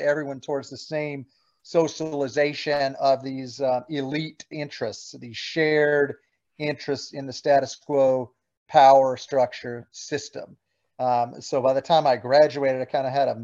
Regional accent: South Carolina, United States; moved away as an adult; also born or lived in Cambridge, Massachusetts; I was from South Carolina originally growing up.

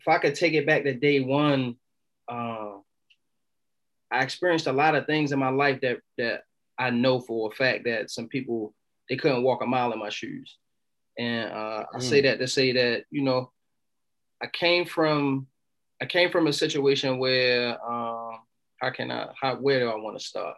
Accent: Baltimore, Maryland, United States; I'm from Baltimore City, Baltimore, Maryland

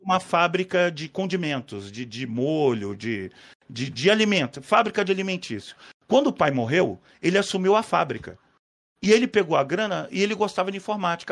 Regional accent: Rio de Janeiro, Brazil; moved away; also born or lived in São Paulo / Paraguay; Mas eu passei minha adolescência no Rio

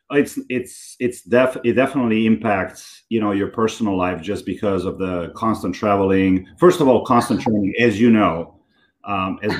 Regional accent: Belgrade, Serbia; moved away as an adult; now in New York, United States; I grew up in Serbia so I grew up in Belgrade, Serbia

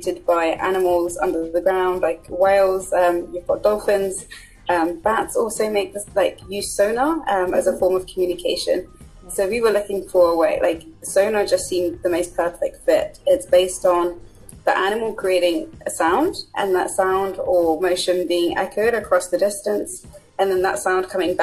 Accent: Buckinghamshire, South East England, United Kingdom; also born or lived in Zimbabwe / London; I was born in Zimbabwe, came to the UK when I was about 6, 7, and grown up in Buckinghamshire

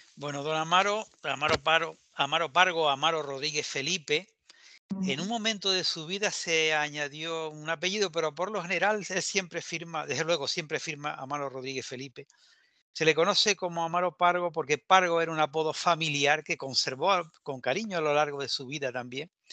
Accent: Canary Islands, Spain

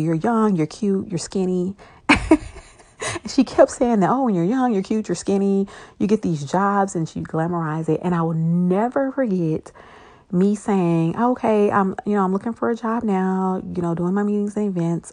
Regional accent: Shreveport, Louisiana, United States; also born or lived in Monroe, Louisiana; I am originally from Shreveport, Louisiana.

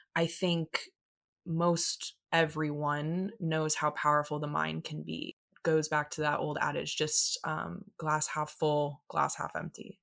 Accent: Tampa, Florida, United States; I was born in Tampa, Florida

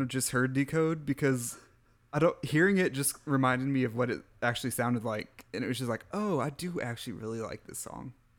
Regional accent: Midwest, United States; I'm from the Midwest

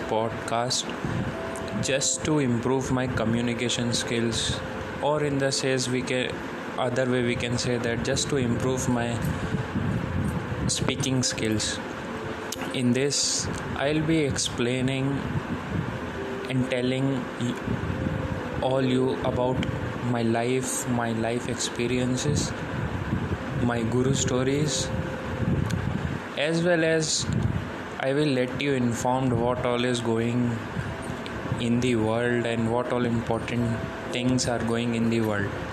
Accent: India; English is a second language; I'm from India

